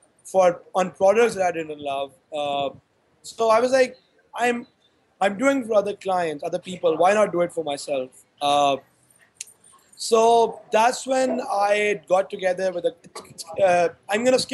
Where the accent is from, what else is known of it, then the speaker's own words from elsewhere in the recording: Karachi, Sindh, Pakistan; I grew up in Karachi in 2005, in my A-level from there